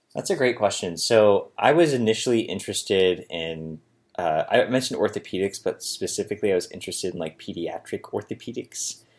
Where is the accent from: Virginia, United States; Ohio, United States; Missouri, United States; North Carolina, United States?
Ohio, United States; Holmes County; moved away as an adult; also born or lived in Cincinnati; I moved back to my parents' house here in, uh, Holmes County, Ohio